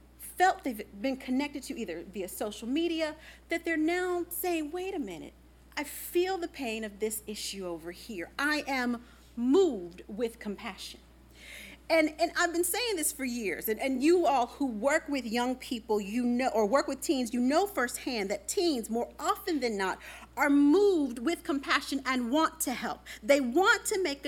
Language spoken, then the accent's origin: English; the Midwest, Virginia, United States; growing up in the Midwest. I remember fire drills growing up in Virginia.